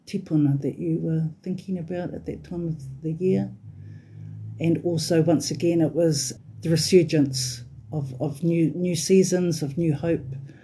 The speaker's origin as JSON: {"language": "English", "region": "Wellington", "country": "New Zealand", "moved": "as an adult", "lives_now": "Northland, New Zealand", "said": "I lived in Wellington for nearly 50 years, to be exact, before coming back to the far north, where my father is from"}